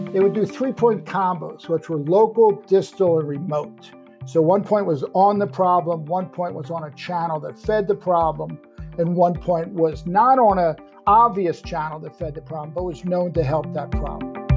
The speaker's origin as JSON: {"language": "English", "town": "Madison", "region": "Wisconsin", "country": "United States", "also_born_or_lived": "Chicago", "moved": "yes", "said": "I was from Madison, Wisconsin, but, but I did my studies in Chicago."}